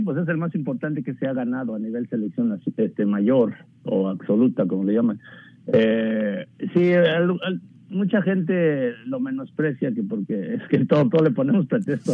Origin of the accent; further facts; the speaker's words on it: Texcoco, State of Mexico, Mexico; yo soy de Texcoco, Estado de México